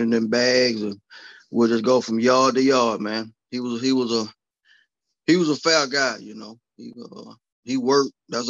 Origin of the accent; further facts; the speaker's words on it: Mobile, Alabama, United States; I'm from Mobile, Alabama, born and raised.